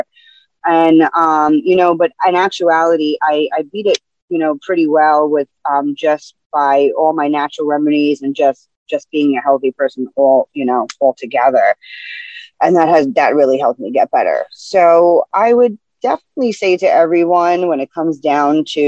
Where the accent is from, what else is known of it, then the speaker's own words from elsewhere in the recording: New York City, New York, United States; now in New Jersey, United States; I am from the Bronx, born and raised.